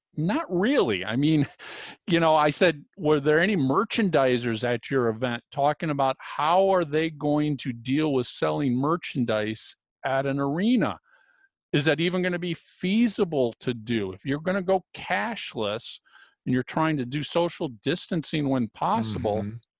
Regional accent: United States; As an American

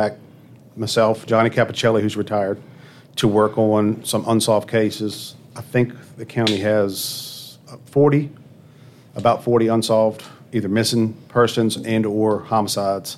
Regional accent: Colonial Heights, Virginia, United States; I grew up in Colonial Heights, Virginia

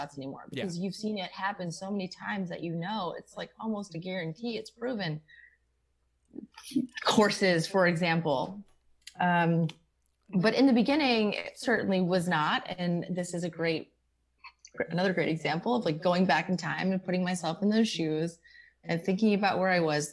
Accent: Scranton, Pennsylvania, United States; I'm from Scranton

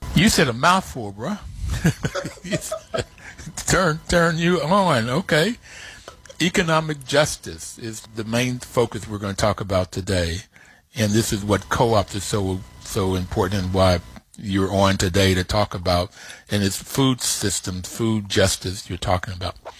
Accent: Bluefield, United States; when I grew up in Bluefield, we were poor

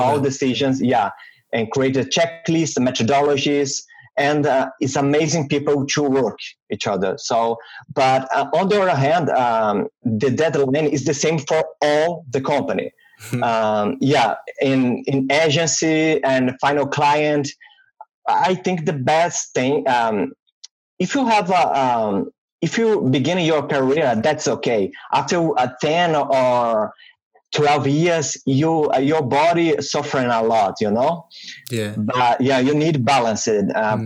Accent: Minas Gerais, Brazil; English is a second language; moved away as an adult; also born or lived in Vitória, Brazil; now in Ottawa, Canada; I was born and raised in Brazil

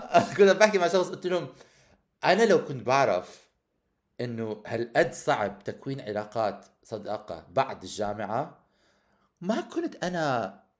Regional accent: Amman, Amman Governorate, Jordan; moved away as an adult; also born or lived in Canada; لما انا طلعت من عمان ورحت عشت بكندا هاي فترة الخمس سنين

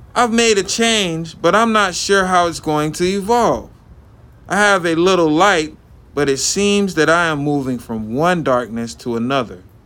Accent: Lakeland, Florida, United States; also born or lived in Bartow, Florida; am from Lakeland, Polk County, Central Florida. Born in Bartow, raised in Lakeland

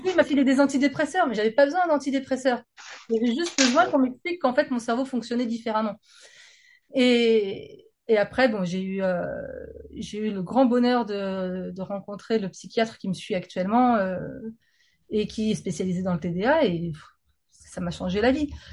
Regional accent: France

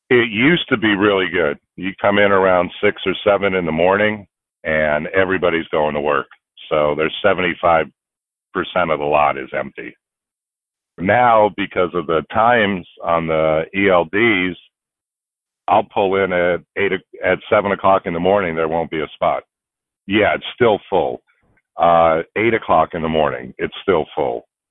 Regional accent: Houston, Texas, United States; I'm from Houston, Texas

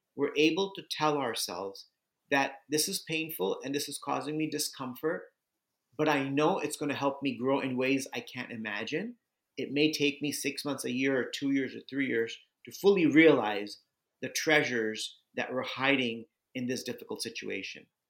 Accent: Southern California, United States; moved away; also born or lived in Bulgaria / India / New York City; I grew up in Southern California

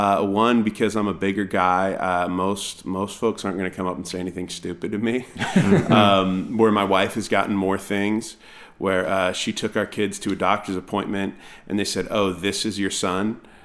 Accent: California, United States; I grew up in the Bay Area of California, and so a lot of my friends, I have very diverse friends

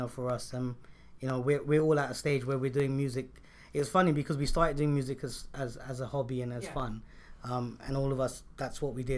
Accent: London, United Kingdom; moved away as an adult; also born or lived in America; now in India; growing up in London

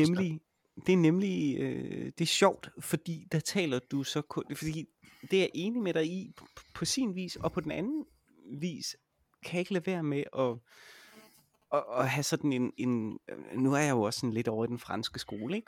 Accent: Jutland, Denmark; jeg er jo også fra Jylland

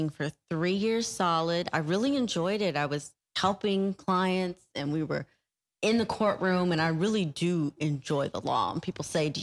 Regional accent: Decatur, Georgia, United States; moved away as an adult; now in Jacksonville, United States; I am a proud ATLian. I'm actually from Decatur, where it's greater. From the east side. So not knocking my roots, not knocking the upbringing there in Georgia

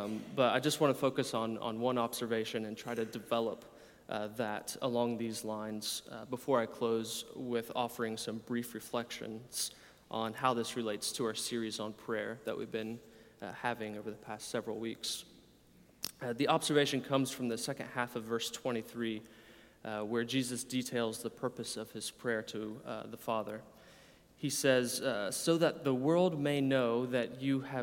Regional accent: United States; I'm an American from your accent. In my own American context

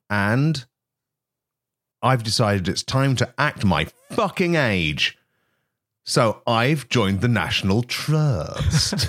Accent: East Midlands, United Kingdom; I am from the East Midlands

